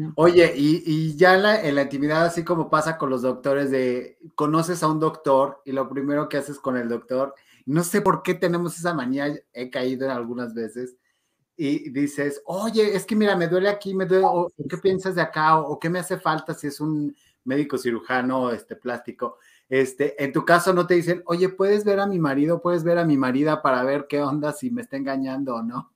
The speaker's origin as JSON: {"language": "Spanish", "town": "León", "region": "Guanajuato", "country": "Mexico", "said": "León, Guanajuato. No puedo creerlo. De mi tierra santa"}